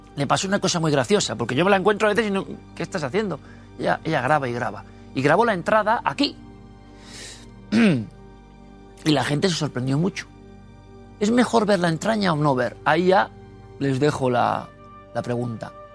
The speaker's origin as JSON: {"language": "Spanish", "country": "Spain", "said": "como español"}